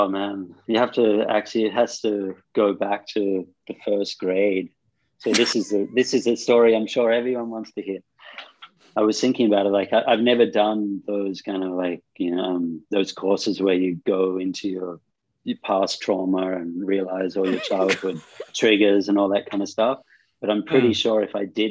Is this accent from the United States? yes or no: no; Australia; moved away as an adult; also born or lived in Sydney / Cairns; now in India; Growing up in Australia, especially in the 80s